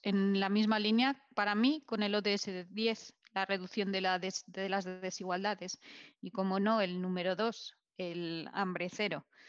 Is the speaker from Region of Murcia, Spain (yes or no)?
no; Vitoria-Gasteiz, Basque Country, Spain; yo soy, yo, soy, de Victoria